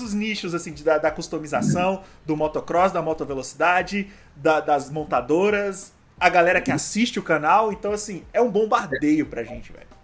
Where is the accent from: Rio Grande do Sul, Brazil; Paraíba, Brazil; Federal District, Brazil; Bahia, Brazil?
Federal District, Brazil; Brasília; somos de Brasília